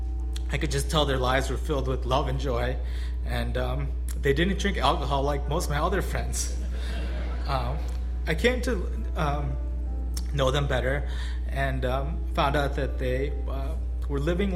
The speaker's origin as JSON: {"language": "English", "town": "Skokie", "region": "Illinois", "country": "United States", "tie": "born or raised there", "said": "I grew up close by in Skokie"}